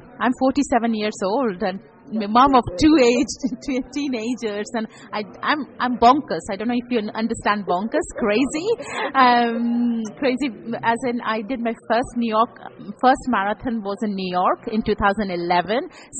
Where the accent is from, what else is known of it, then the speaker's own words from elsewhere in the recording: India; now in Bristol, United Kingdom; Bristol is like a hometown. I grew up in India. It's my homeland.